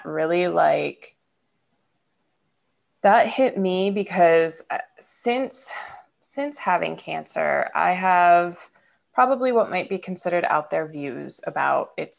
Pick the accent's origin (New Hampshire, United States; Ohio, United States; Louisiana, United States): Ohio, United States; Niles; I grew up in Niles, Ohio